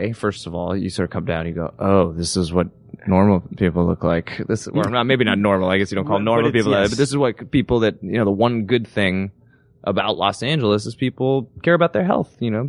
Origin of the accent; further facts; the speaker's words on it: Toronto, Ontario, Canada; moved away; I am from Canada. Does Suits shoot in Toronto? We do. We're shooting like right where I grew up